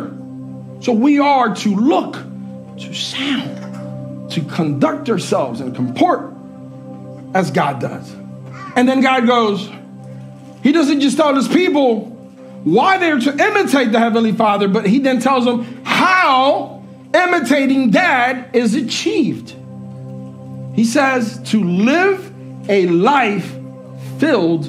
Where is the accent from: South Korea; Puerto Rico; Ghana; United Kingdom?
Puerto Rico; moved away; we went back home to Puerto Rico, and that's where I was born